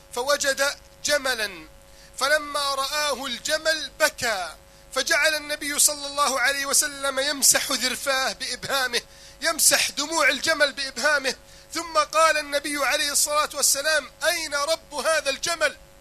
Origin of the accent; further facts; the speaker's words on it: Egypt; عندنا في مصر